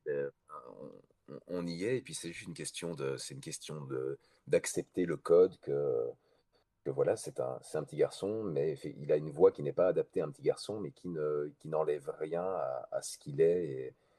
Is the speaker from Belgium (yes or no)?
yes; Belgium; chez nous en Belgique